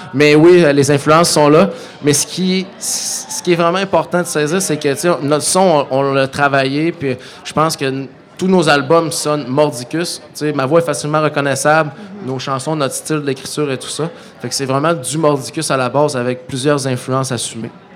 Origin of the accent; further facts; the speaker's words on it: Saguenay, Quebec, Canada; chez nous au Saguenay